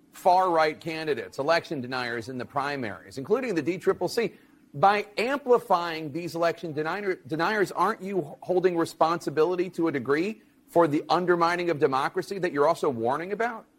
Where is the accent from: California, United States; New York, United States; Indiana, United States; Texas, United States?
New York, United States; as a New Yorker myself